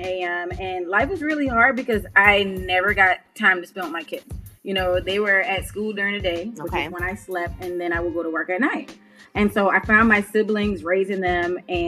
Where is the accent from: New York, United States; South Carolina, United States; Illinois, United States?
South Carolina, United States; Charleston; I am from Charleston, South Carolina, born and raised